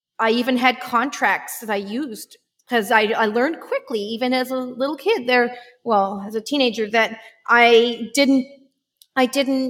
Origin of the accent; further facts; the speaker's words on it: Vancouver Island, British Columbia, Canada; I grew up in Vancouver Island